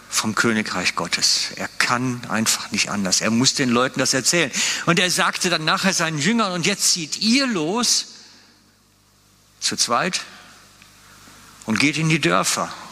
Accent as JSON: {"language": "German", "country": "Switzerland", "said": "Natürlich, wir sind gut da drin als Schweizer, unsere Probleme können wir immer erzählen."}